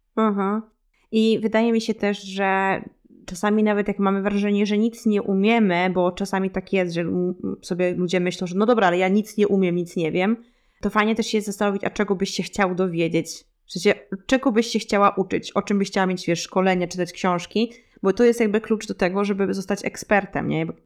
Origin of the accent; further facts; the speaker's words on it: Lublin Voivodeship, Poland; moved away as an adult; now in Switzerland; ja pochodzę z Lubelskiego, e, też z małej miejscowości